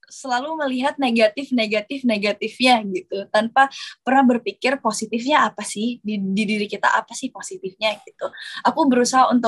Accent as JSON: {"language": "Indonesian", "town": "Makassar", "region": "South Sulawesi", "country": "Indonesia", "said": "Apalagi aku berasal dari eh, daerah, aku berasal dari Makassar. Um, itu penuh perjuangan banget."}